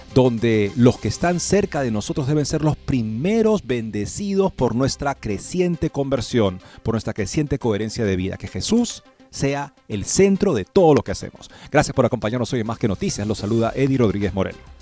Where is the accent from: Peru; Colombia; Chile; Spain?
Peru; moved away as an adult; also born or lived in Denton, Texas; Yo terminé la escuela secundaria y me crié en el Perú